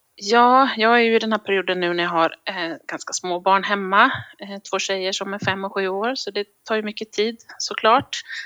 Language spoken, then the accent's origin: Swedish; Visby, Gotland, Sweden; moved away as an adult; also born or lived in Luleå, Sweden; now in Gothenburg, Sweden; jag kommer från början från Visby, eh, men sen flyttade jag till Göteborg när jag skulle läka, läsa läkarutbildningen